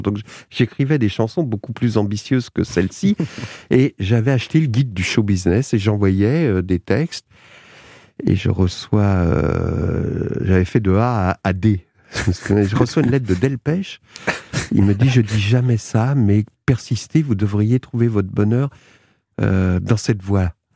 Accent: Argenteuil, Île-de-France, France; je suis d'Argenteuil

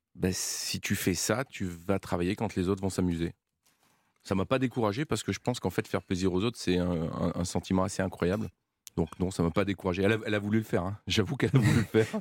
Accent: Valence, Auvergne-Rhône-Alpes, France; gamin, chez moi, manger beaucoup de légumes. Pourquoi manger beaucoup de légumes Parce que je suis né à Valence

